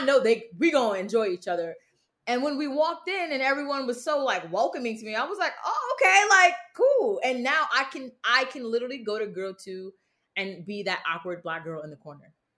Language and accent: English; Bridgeport, United States; I'm from Bridgeport